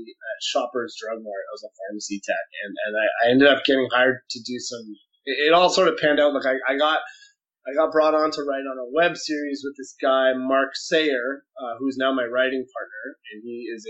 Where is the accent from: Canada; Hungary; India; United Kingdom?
Canada; Victoria, British Columbia; I'm from Victoria, BC